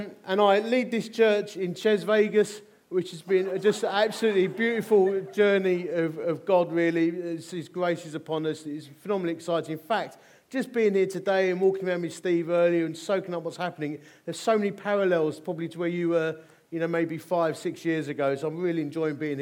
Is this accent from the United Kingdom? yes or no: yes; Dagenham, London, United Kingdom; I'm from Essex. Born in Romford. Well, officially it was Dagenham